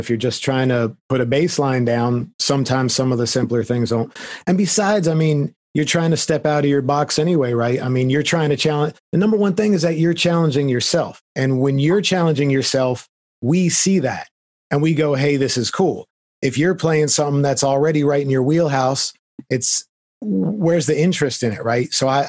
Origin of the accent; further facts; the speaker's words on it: Florida, United States; I mean, I came from Florida and someday I'll be returning there, I'm sure.